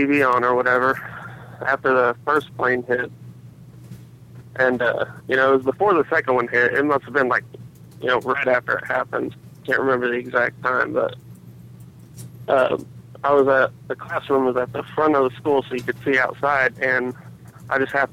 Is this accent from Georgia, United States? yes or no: no; Indiana, United States; also born or lived in Plainfield, Indiana; I'm from Indiana, not really near New York or Washington